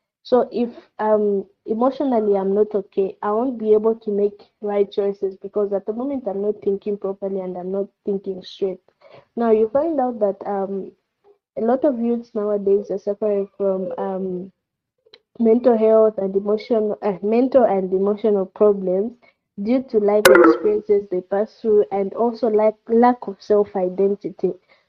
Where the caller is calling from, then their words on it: Solwezi, North-Western Province, Zambia; I'm speaking from Solwezi.